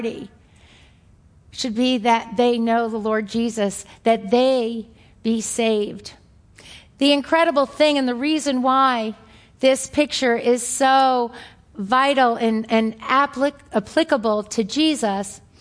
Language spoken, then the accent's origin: English; New York, United States; accent: New York; my New York accent